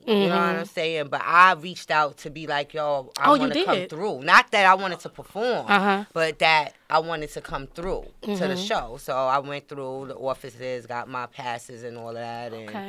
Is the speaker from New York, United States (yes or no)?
yes; New York City, New York, United States; I'm from Brooklyn